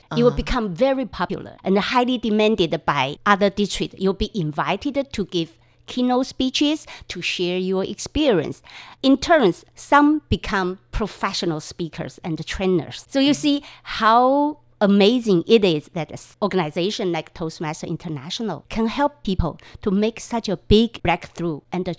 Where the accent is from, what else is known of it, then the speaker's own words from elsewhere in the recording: Tainan, Taiwan; moved away as an adult; also born or lived in Taipei; I'm from Tainan.